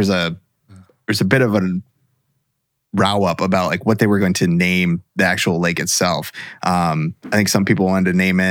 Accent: Virginia, United States; my home state of Virginia.

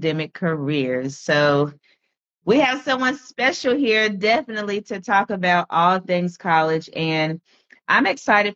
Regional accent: Washington, District of Columbia, United States; University of District of Columbia. Shout out to my hometown.

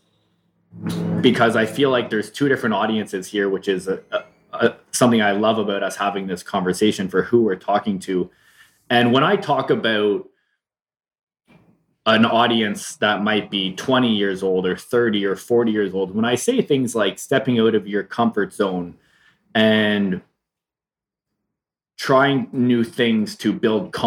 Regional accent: Canada; moved away; being a Canadian and now living in this country where I have these, you know, the beautiful ocean

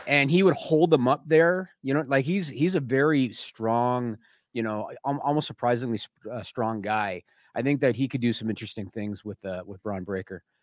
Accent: Canada; I'm Canadian

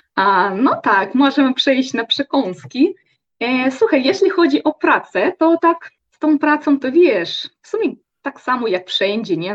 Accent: Russia; u nas w Rosji

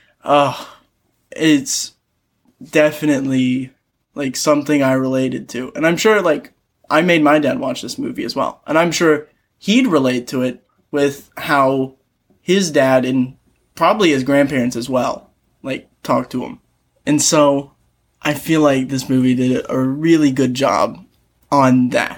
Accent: Kentucky, United States; Like, both of us are from Kentucky, but I feel like both of us do a good job of not sounding like we come from Kentucky

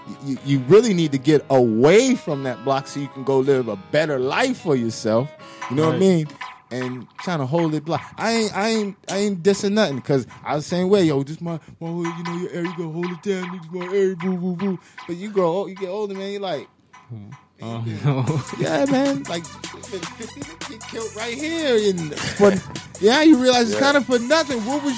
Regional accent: New York, United States; But I'm neutral. I was from New York.

